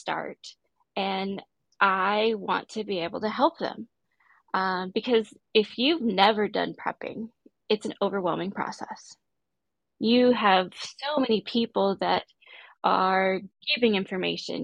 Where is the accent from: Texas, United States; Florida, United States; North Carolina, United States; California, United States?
Texas, United States; Corpus Christi; now in Texas, United States; I grew up in Texas. I grew up along the coast of Texas in Corpus Christi.